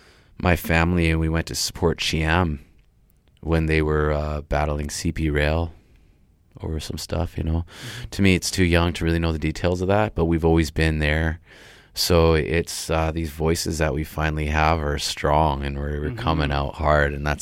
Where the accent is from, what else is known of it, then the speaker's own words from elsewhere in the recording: Vancouver, British Columbia, Canada; also born or lived in New York; I grew up on the reserve. I grew up in East